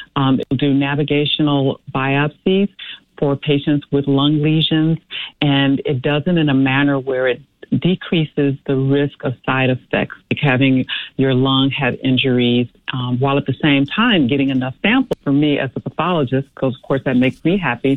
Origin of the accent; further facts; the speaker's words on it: Chicago, Illinois, United States; I grew up in Chicago and have lived in the south suburbs my uh, entire uh, married life